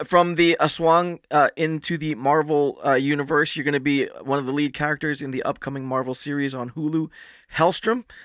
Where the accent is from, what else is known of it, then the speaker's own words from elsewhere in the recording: Philippines; as a Filipino, as a, a good Catholic